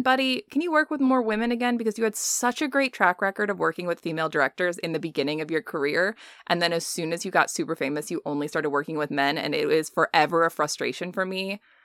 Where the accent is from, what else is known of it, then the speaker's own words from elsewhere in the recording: United States; we as Americans